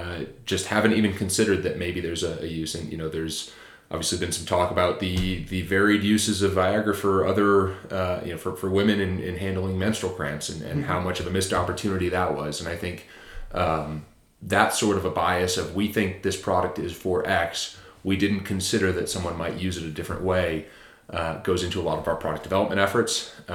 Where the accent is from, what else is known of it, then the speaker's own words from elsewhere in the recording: Japan; born there; Actually, I was born in Japan.